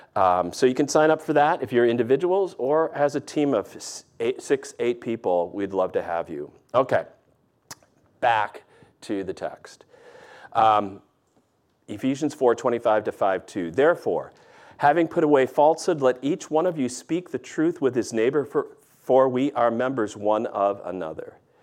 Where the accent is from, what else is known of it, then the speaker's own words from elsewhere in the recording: the North, United States; moved away; also born or lived in the South (US); I've lived in the South enough, even though I'm a Yankee from the North